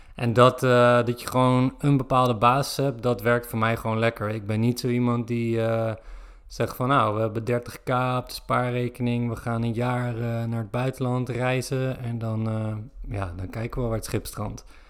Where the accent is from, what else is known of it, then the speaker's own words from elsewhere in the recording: Zoetermeer, South Holland, Netherlands; moved away; Ik kom uit Zoetermeer